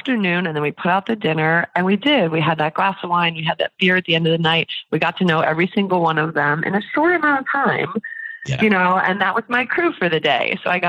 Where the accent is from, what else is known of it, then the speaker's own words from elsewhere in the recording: New York, United States; I'm a New Yorker, so it's going to be hard for me to tear the Band-Aid off